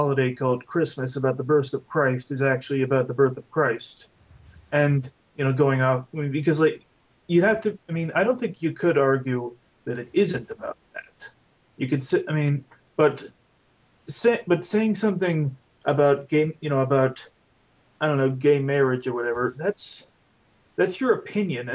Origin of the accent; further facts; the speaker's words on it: Canada; I'm Canadian